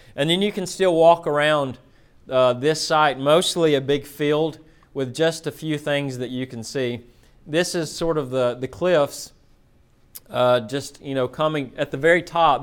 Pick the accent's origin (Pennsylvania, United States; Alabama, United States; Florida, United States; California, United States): Alabama, United States; Florence; moved away; I'm from Florence, Alabama. Um, I grew up uh, as a hillbilly